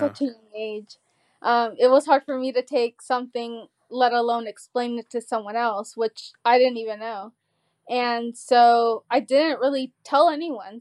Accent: Georgia, United States; also born or lived in California; we moved from California at eight. And I remember we went to a lake here in Georgia

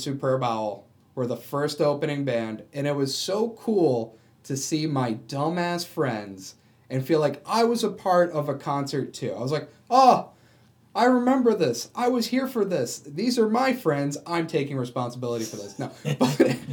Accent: Syracuse, New York, United States; growing up in Syracuse

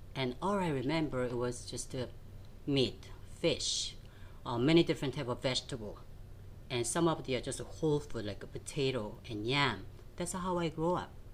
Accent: Seoul, South Korea; moved away; I grew up in South Korea in Seoul

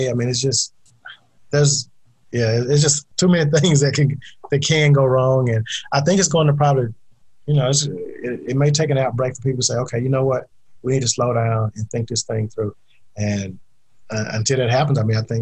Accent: Mississippi, United States; I'm from Mississippi originally.

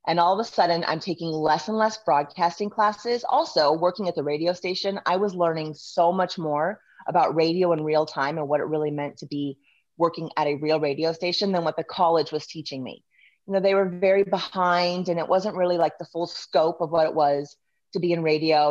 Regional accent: Southern California, United States; moved away as an adult; also born or lived in Lincoln, Nebraska; I grew up in Southern California

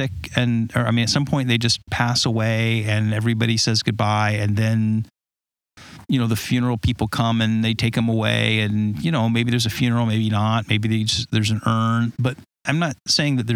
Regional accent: Southern California, United States; moved away; I grew up in Southern California, you know, where you would like to live

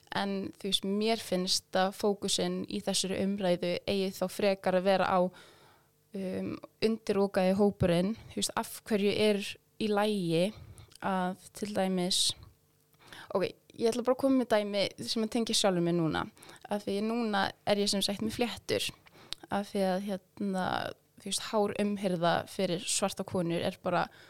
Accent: Iceland; Íslandingar eins og ég

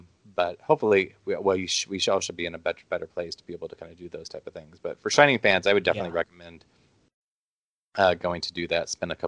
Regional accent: Midwest, United States; also born or lived in Omaha, Nebraska; as a Midwesterner

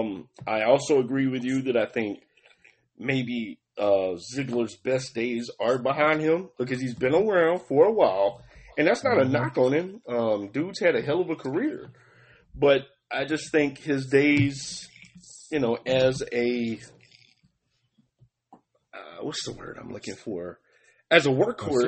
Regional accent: Atlanta, Georgia, United States; I was born and raised in Atlanta

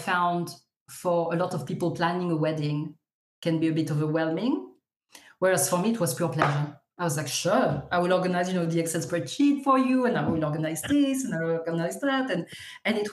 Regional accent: Lyon, Auvergne-Rhône-Alpes, France; now in London, United Kingdom; based in London, but I'm French from Lyon.

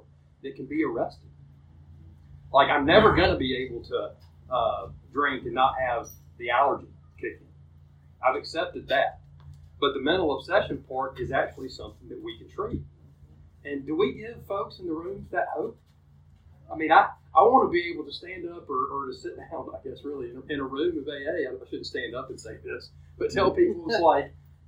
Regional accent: Columbus, Georgia, United States; also born or lived in Auburn, Alabama / Phenix City, Alabama; I was born in Columbus, raised by a wonderful family

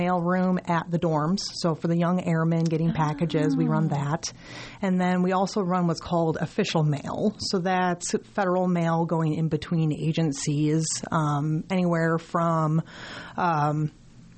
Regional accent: New York, United States; moved away as an adult; I am actually originally from New York

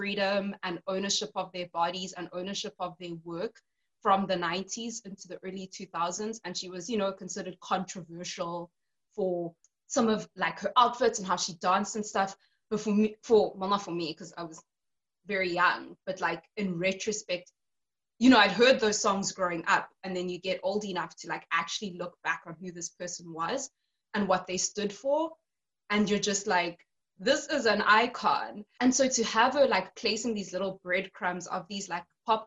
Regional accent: South Africa; born or raised there

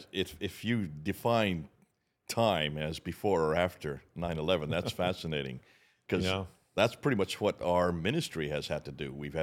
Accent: India; So I grew up in India. My parents were missionaries there.

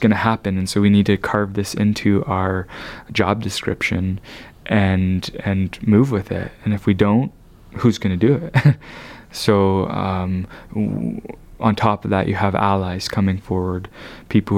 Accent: London, Ontario, Canada; this is my hometown. I grew up in London, you know. So it was like, you know, I drove 20 minutes to school

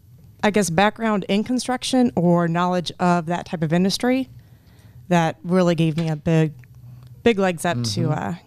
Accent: Ainsworth, Nebraska, United States; I'm from Ainsworth.

